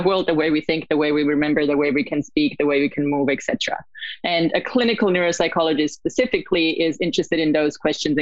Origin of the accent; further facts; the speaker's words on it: Italy; moved away as an adult; also born or lived in Australia; now in United States; I was born and raised in Italy